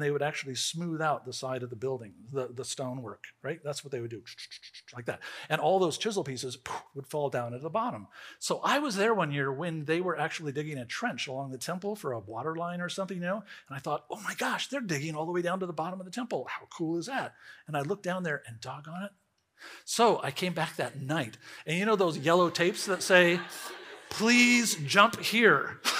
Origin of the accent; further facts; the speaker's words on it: Riverside, California, United States; I grew up in Riverside, California.